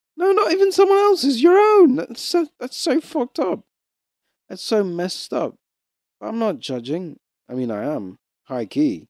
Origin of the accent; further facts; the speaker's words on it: Rwanda; I'm East African. I'm a kind of East African. I'm Rwandan